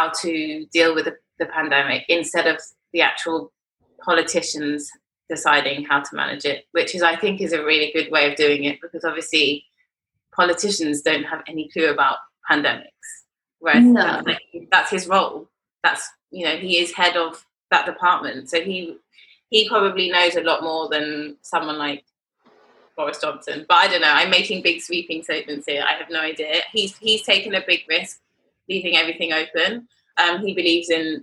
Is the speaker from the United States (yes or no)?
no; London, United Kingdom; I grew up in London to my mum, who is a New Zealander